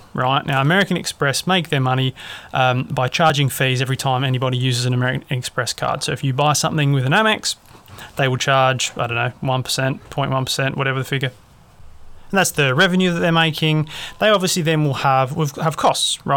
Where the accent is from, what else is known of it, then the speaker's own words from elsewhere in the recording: Australia; I'm obviously an Australian